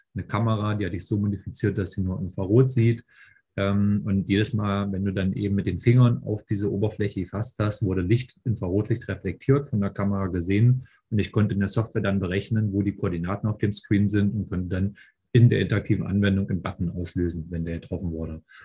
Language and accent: German; Raguhn, Saxony-Anhalt, Germany; moved away as an adult; now in Berlin, Germany; ich bin aus Berlin, äh, komme ursprünglich ähm, aus einem kleinen Ort namens Ragun in Sachsen-Anhalt, bin damals eigentlich fürs Studium hergezogen.